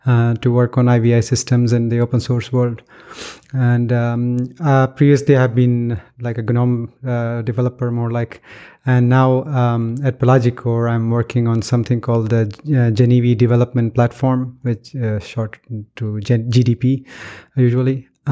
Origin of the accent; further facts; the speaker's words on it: Pakistan; also born or lived in Finland / London, United Kingdom; now in Gothenburg, Sweden; Originally I'm from Pakistan, and I lived in Finland for a long time